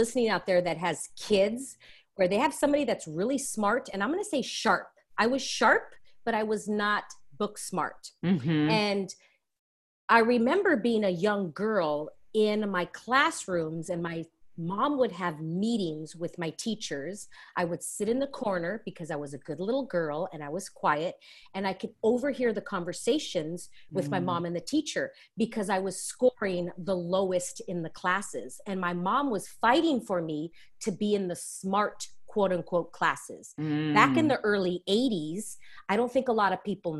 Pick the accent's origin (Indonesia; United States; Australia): United States; Los Angeles, California; I am born and raised in Los Angeles, California. I'm a total Latin LA girl